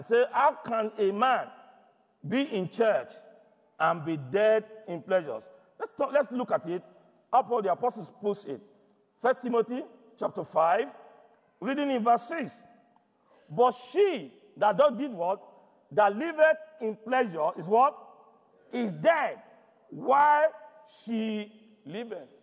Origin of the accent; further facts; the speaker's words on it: Nigeria; moved away; I come from Nigeria.